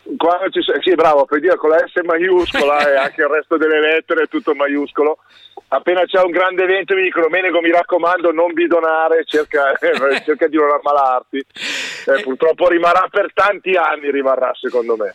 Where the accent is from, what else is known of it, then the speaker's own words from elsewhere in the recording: Varese, Lombardy, Italy; io sono nato a Varese, quindi ho tu, tutto quello, tutti gli affetti, tutte le amicizie, tutto quanto è qua, è sempre stato qui per me